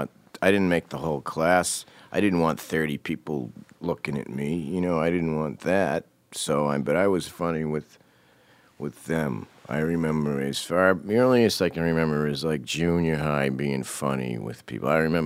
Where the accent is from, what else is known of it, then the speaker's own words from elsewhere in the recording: Cambridge, Massachusetts, United States; born there; I was born in Cambridge.